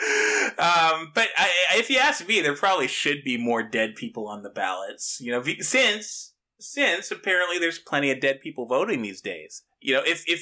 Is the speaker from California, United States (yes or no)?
no; Michigan, United States; I'm from Michigan